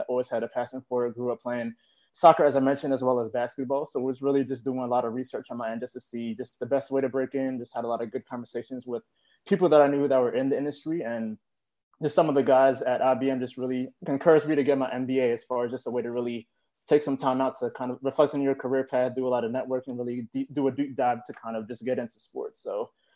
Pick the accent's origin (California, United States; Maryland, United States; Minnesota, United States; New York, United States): Maryland, United States; Baltimore; moved away as an adult; also born or lived in Washington, D.C.; I'm originally from the Baltimore area in Maryland. So I grew up there